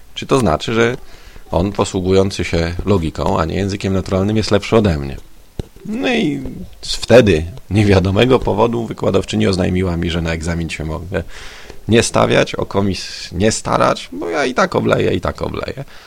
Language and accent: Polish; Konstancin-Jeziorna, Masovian Voivodeship, Poland; moved away as an adult; also born or lived in Warsaw; siedzenia w rodzinnym Konstancinie